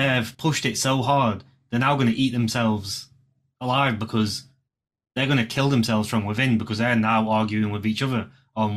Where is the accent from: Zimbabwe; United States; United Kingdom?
United Kingdom; England; technically I was born in England, but my heritage is Indian